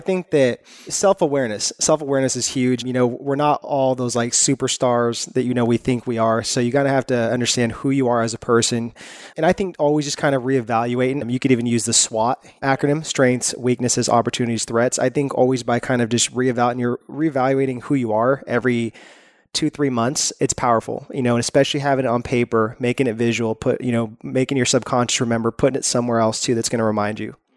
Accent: Northern California, United States; now in Los Angeles, United States; We're originally from Northern California, so we left all of our friends there

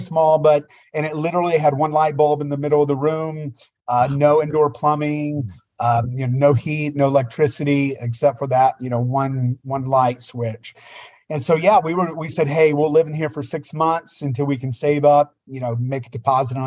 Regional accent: United States; I grew up on the Tennessee, Virginia line

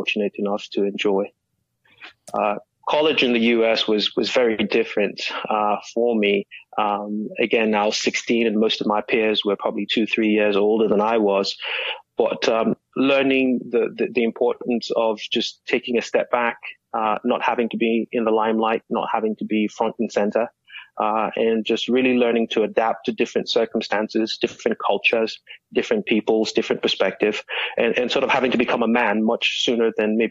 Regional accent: Nigeria; now in Austin, United States; born and raised in Nigeria

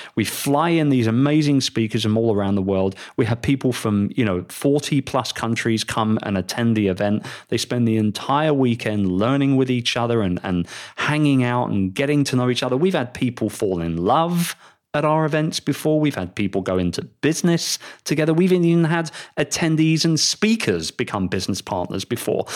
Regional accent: London, United Kingdom; moved away as an adult; also born or lived in Philippines; my hometown, London, England

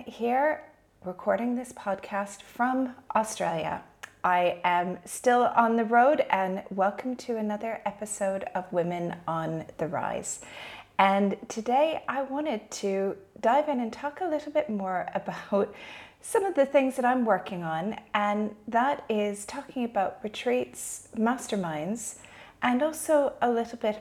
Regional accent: Canada; moved away as an adult; now in Dubai, United Arab Emirates; Originally, I'm from Canada, but I've been living in Dubai for the past 14 years.

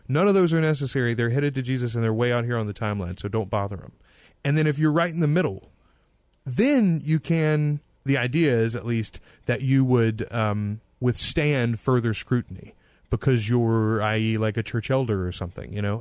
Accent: the South, United States; now in Louisiana, United States; we are both colored by uh, the Southern Methodist, the Baptist

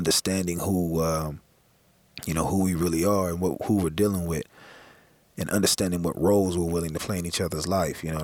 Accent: Los Angeles, California, United States; growing up in South Central

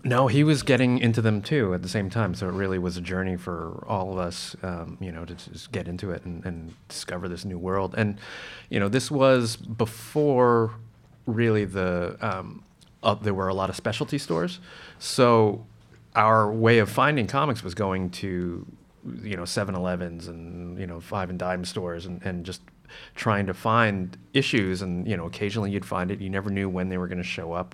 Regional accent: New Jersey, United States; I grew up in Jersey

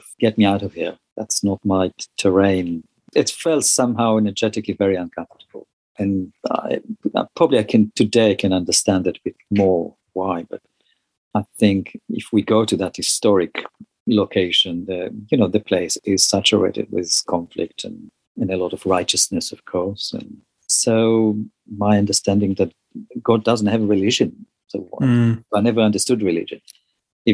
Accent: Galilee, Northern District, Israel; I grew up in Galilee

